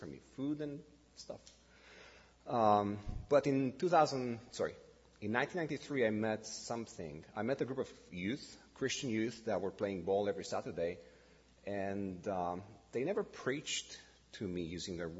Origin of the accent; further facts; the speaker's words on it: Bucharest, Romania; English is a second language; moved away as an adult; now in Canada; born and raised in Romania, like I said. Bucharest was for 45 years my hometown